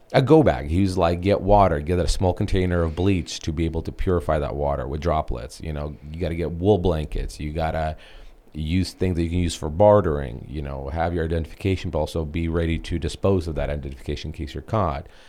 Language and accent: English; Bryansk, Bryansk Oblast, Russia; moved away; I was born in Br-, Br-, Bryansk, Russia